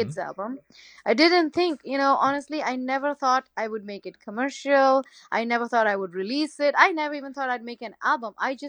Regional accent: India; first language Gujarati; English is a second language; moved away; So I was born and raised in India

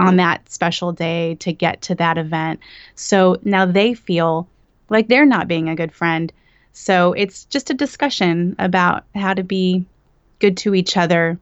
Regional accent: Bakersfield, California, United States; moved away as an adult; now in Los Angeles, United States; I'm from Bakersfield, which is Central Valley. And as soon as I turned eighteen, I moved to L

